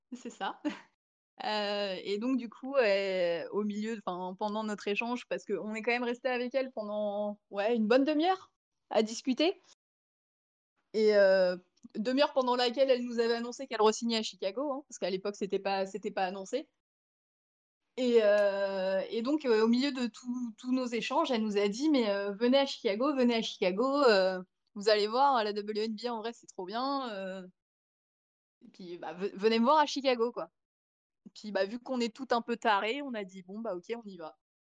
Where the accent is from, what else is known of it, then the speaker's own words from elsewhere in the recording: France; on vient de France